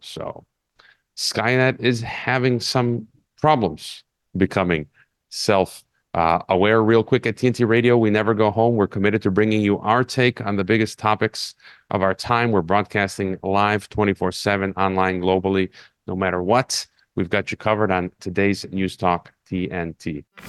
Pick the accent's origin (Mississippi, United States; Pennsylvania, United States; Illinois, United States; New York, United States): Illinois, United States; Chicago; moved away as an adult; now in Mexico; my hometown of Chicago